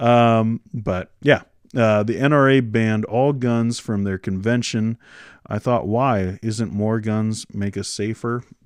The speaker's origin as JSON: {"language": "English", "region": "Washington", "country": "United States", "tie": "born or raised there", "moved": "as an adult", "lives_now": "Canada", "said": "she's from Washington, and that's where I'm from, too. Um, but, uh, that's, that's where I grew up"}